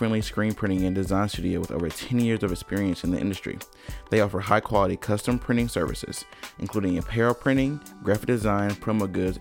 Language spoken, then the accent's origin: English; High Point, North Carolina, United States; now in Greensboro, United States; I grew up in High Point.